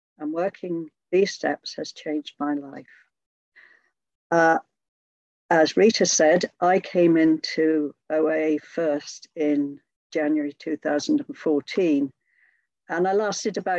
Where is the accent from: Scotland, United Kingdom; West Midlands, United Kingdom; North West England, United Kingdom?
West Midlands, United Kingdom; Hereford; I'm from Hereford in the UK. And for those of you that don't know, Hereford is right over on the west of England, almost bang slap on the Welsh border